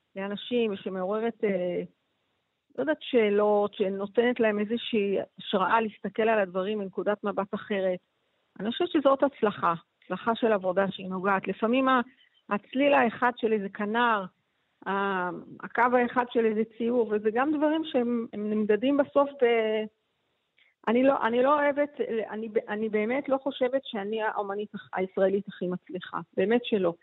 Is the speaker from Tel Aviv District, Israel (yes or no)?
yes; Ramat Gan, Tel Aviv District, Israel; גדלתי בש, ברמת חין